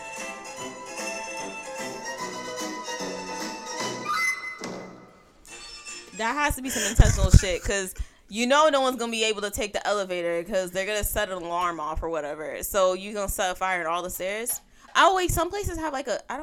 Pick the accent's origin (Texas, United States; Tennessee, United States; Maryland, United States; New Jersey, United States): New Jersey, United States; also born or lived in Brooklyn, New York; I was born in Brooklyn, but you know, I was raised in Jersey